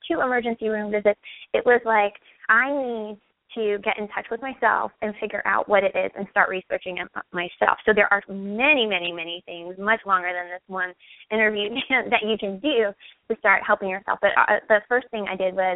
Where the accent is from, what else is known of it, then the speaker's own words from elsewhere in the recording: Midwest, United States; moved away as an adult; also born or lived in California; I'm from the Midwest